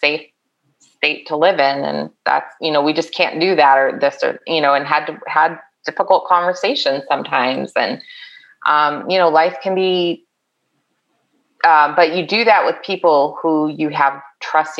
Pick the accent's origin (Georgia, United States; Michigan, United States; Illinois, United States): Illinois, United States; Chicago; moved away; I grew up in the Chicago suburbs